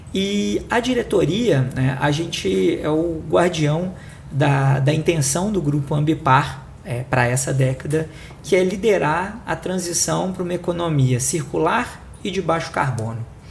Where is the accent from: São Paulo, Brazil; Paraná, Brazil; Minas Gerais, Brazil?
Minas Gerais, Brazil; Belo Horizonte; accent: mineiro; sou de Belo Horizonte, é, atuei né, a minha vida inteira é, em BH